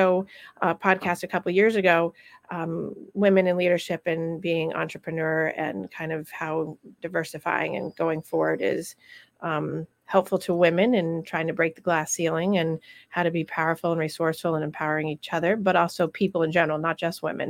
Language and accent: English; Rutland, Vermont, United States; my hometown and her hometown together in Rutland, Vermont. That's where we grew up together.